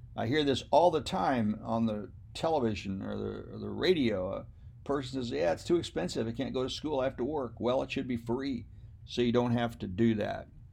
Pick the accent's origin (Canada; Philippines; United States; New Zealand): United States; I am an American. My parents were born I believe, in Germany or Scotland or England, but I'm still an American.